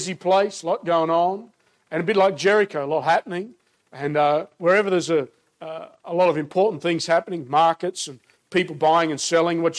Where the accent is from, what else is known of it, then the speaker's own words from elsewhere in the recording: Australia; I'm, as you can tell from my accent, born and raised in Australia